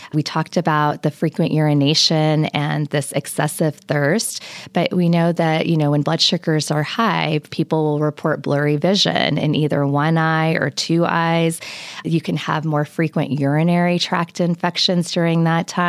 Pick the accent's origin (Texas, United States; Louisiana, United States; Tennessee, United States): Texas, United States; Lubbock; I was brought up in Lubbock, and so Lubbock and Texas Tech are certainly home.